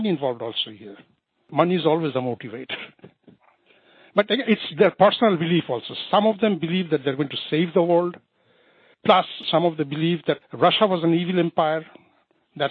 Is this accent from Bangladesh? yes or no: yes; Bangladesh; I'm from Bangladesh